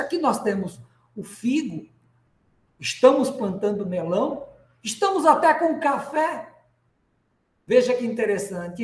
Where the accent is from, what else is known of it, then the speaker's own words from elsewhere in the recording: Rio Grande do Norte, Brazil; Estou aqui em Natal, no nosso querido Rio Grande do Norte. Potiguar